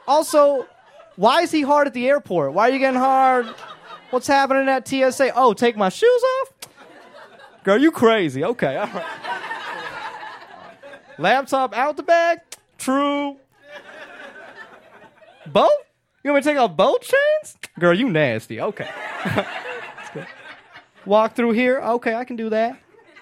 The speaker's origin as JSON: {"language": "English", "town": "Atlanta", "region": "Georgia", "country": "United States", "tie": "born or raised there", "moved": "as an adult", "lives_now": "Los Angeles, United States", "said": "I did grow up in the South. I grew up in Atlanta"}